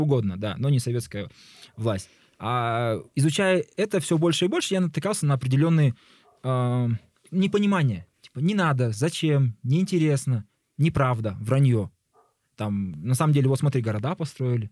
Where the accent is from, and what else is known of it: Kazakhstan